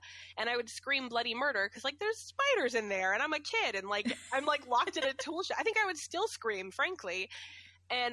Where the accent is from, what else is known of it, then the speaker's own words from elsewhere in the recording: Ware, Massachusetts, United States; also born or lived in New Braintree, Massachusetts; I moved from Ware to New Braintree